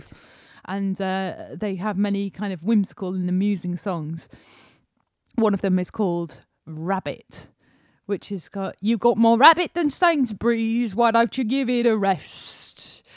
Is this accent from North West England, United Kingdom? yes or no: no; Yorkshire and the Humber, United Kingdom; also born or lived in London; we're from Yorkshire